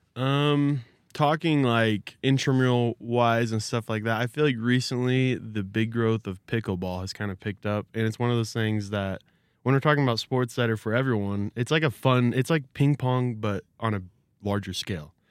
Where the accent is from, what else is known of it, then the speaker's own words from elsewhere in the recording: Arizona, United States; I'm from Arizona